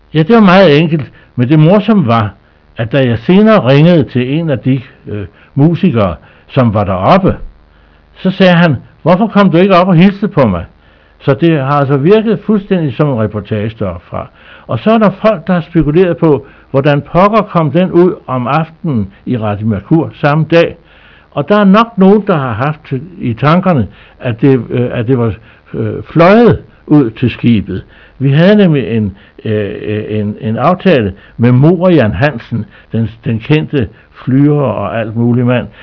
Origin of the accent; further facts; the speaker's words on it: Skagen, North Denmark Region, Denmark; min barndom op på Skagen